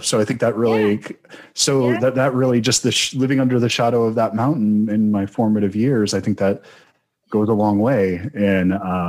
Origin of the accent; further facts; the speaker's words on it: Winder, Georgia, United States; A town called Winder. It's about as big as it sounds.